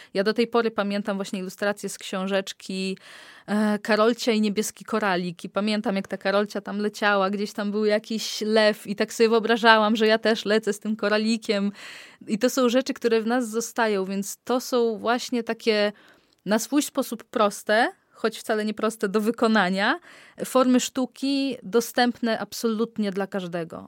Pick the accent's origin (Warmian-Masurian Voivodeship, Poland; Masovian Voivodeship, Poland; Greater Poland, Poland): Warmian-Masurian Voivodeship, Poland; Olecko; pochodzę z Olecka